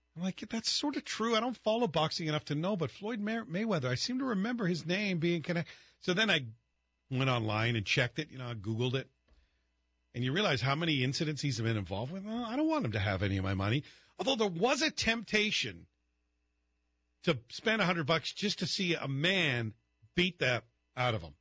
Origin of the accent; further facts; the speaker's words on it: Scotland, United Kingdom; moved away; even though I was growing up in Scotland